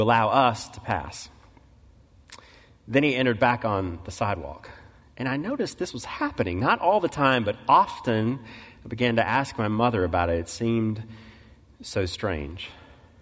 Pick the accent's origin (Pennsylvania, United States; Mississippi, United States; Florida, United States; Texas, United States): Mississippi, United States; Mississippi Delta, United States; I grew up in the Mississippi Delta, moved there in the mid-1970s as a little boy